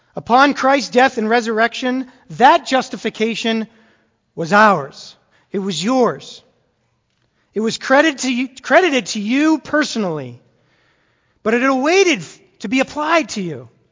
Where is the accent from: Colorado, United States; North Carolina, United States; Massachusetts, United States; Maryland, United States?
Massachusetts, United States; moved away; I grew up in Massachusetts